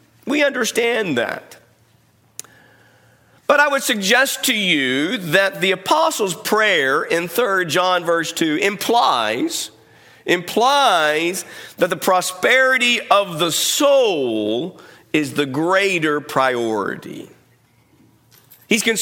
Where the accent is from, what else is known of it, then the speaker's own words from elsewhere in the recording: United States; we, as Americans, we live in a culture